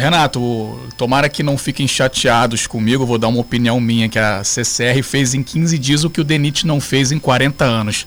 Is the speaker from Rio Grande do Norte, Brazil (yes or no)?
no; Monsuaba, Rio de Janeiro, Brazil; eu sou morador de Monsuaba